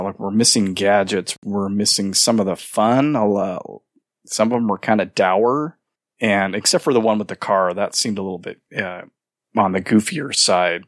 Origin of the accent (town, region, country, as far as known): Fresno, California, United States; born or raised there